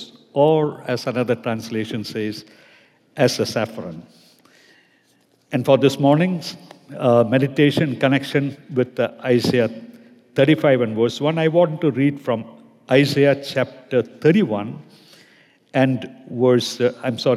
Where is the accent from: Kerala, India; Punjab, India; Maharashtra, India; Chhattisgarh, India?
Kerala, India; I would be heading back to my home state, Kerala, in India